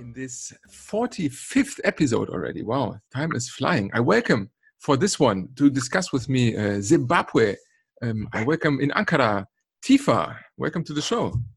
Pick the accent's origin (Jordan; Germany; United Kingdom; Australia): Germany; Cologne, North Rhine-Westphalia; in Cologne, my hometown